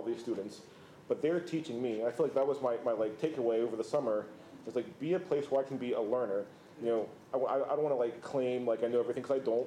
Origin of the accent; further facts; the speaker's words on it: Cincinnati, Ohio, United States; now in Memphis, United States; I grew up in Cincinnati, Ohio.